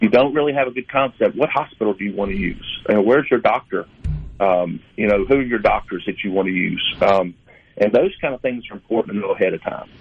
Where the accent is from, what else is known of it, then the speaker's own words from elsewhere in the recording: the South, United States; we're from the South, and it's it's very important for you to know who's coming to your house